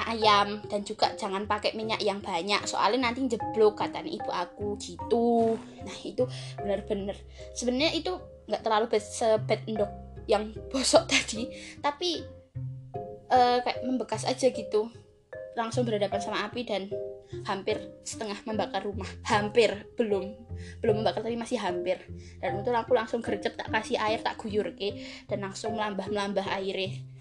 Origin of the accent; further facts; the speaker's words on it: Java, Indonesia; accent: Javanese (medok); karena sebagai orang Jawa tidak lepas dari bahasa Jawa dan kemedokan yang yang kalau ngomong bahasa Indonesia kadang-kadang suka medok